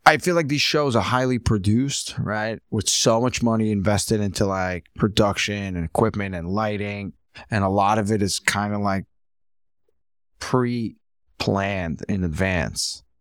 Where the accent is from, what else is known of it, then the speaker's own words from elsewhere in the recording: New York, United States; also born or lived in Ukraine; now in Brooklyn, United States; I grew up most of my life here